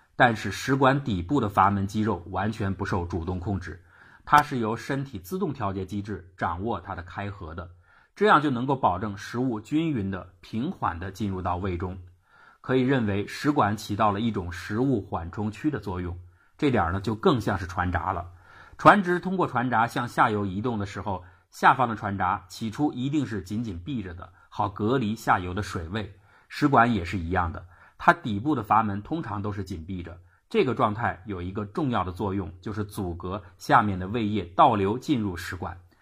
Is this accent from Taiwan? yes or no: no; China; 胃灼热也就是我们中国人所说的烧心